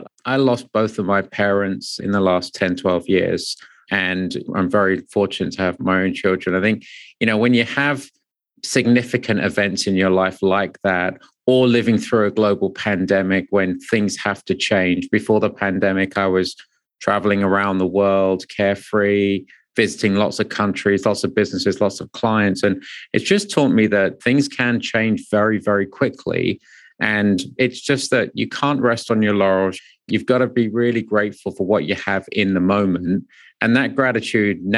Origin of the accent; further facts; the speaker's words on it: England, United Kingdom; moved away as an adult; also born or lived in London; now in New York, United States; being born to immigrant parents from India, seeing some of those struggles growing up in the 70s and 80s in England.